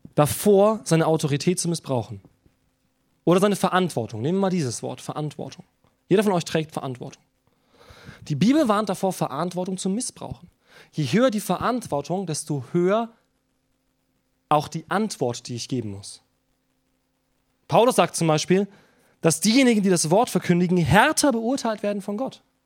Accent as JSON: {"language": "German", "country": "Germany", "said": "wir als Deutsche"}